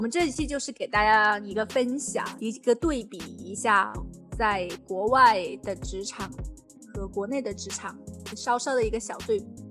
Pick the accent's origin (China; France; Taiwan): China; now in United Kingdom; 我是一个中国人